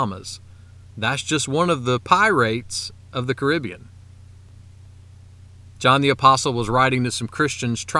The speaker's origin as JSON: {"language": "English", "region": "South Carolina", "country": "United States", "tie": "born or raised there", "said": "my home state of South Carolina"}